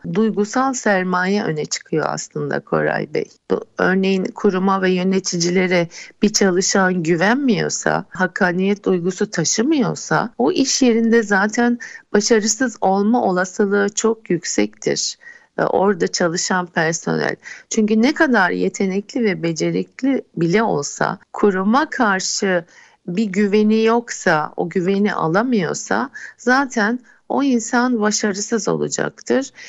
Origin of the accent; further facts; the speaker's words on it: Istanbul, Turkey; also born or lived in London; İstanbul doğumluyum. İlk orta ve lise eğitim dönemimi İstanbul'da tamamladım.